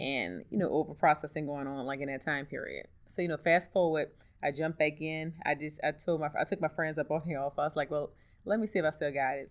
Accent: New Orleans, Louisiana, United States; I'm from New Orleans, born and raised

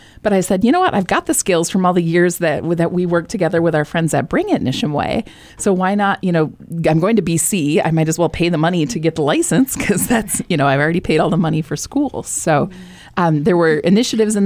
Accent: Michigan, United States; moved away as an adult; now in New Hampshire, United States; I'm from Michigan

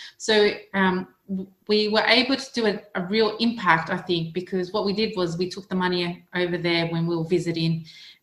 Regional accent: Australia; accent: Australian; moved away as an adult; now in United Kingdom; You may recognise my accent as being Australian because that's where I'm from. I was born in Australia and I migrated over here last year

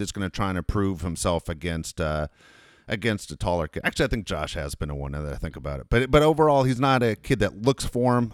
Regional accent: Los Angeles, California, United States; also born or lived in Tennessee; I was born in Los Angeles, moved to Tennessee, came back

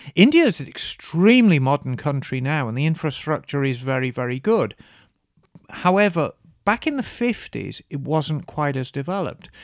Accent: Birmingham, West Midlands, United Kingdom; Redditch. which was just outside Birmingham, like a lot of the manufacturers, my hometown

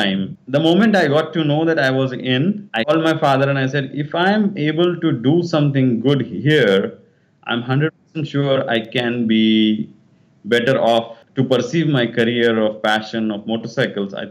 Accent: Solapur, Maharashtra, India; I was born in Solapur. It's in Maharashtra, in on the borders of Karnataka, in a Kannada family

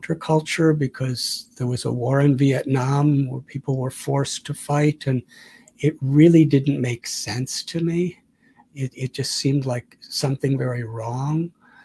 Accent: Chicago, Illinois, United States; now in India; I was born in 1950 in Chicago

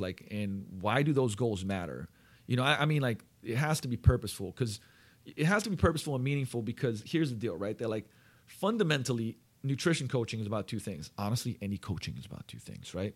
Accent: Slovenia; moved away; I'm from Slovenia. We used to gl-, eat goulash growing up

